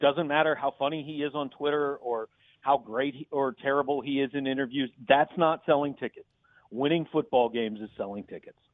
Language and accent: English; Kansas City, Missouri, United States; I grew up in Kansas City